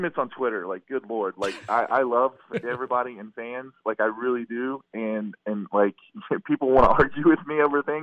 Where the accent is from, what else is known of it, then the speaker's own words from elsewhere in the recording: West Virginia, United States; now in Florida, United States; I'm from West Virginia.